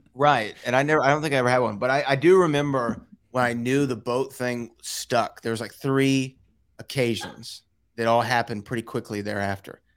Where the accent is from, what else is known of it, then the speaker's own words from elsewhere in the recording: Houston, Texas, United States; it's in my hometown, that the Houston live event